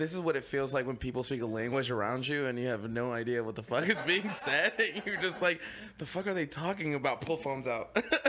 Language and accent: English; Ozarks, Missouri, United States; I'm from Missouri. So Ozarks, yeah.